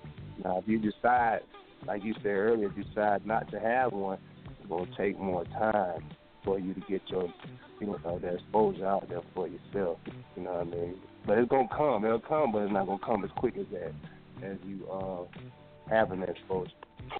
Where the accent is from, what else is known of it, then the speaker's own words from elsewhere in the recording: Decatur, Georgia, United States; also born or lived in Texas; I'm from Atlanta. I'm from Decatur, really.